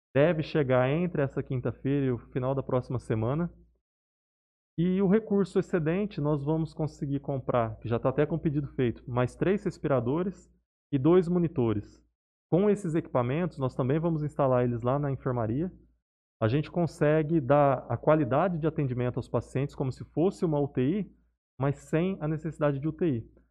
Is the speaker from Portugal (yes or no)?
no; Barretos, São Paulo, Brazil; moved away as an adult; now in Jales, Brazil; eu sou natural de Barretos